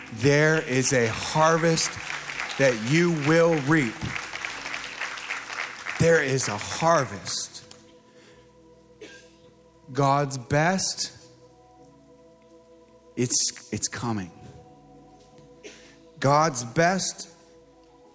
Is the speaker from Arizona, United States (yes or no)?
yes; Mesa, Arizona, United States; I'm from Mesa.